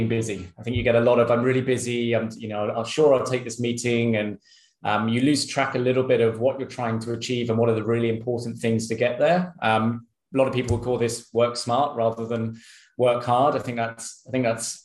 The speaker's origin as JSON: {"language": "English", "country": "United Kingdom", "also_born_or_lived": "Sydney, Australia", "moved": "as an adult", "lives_now": "Singapore", "said": "I'm British"}